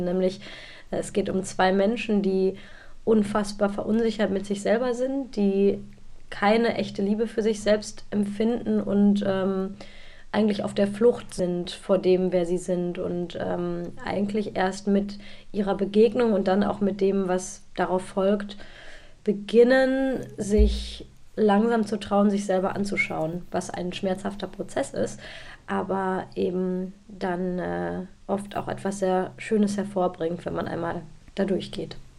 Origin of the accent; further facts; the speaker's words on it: Bielefeld, North Rhine-Westphalia, Germany; bin ja aus Bielefeld